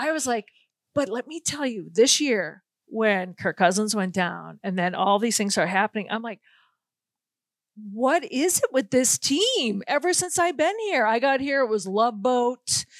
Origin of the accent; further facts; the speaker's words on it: New England, United States; now in Minnesota, United States; I'm from New England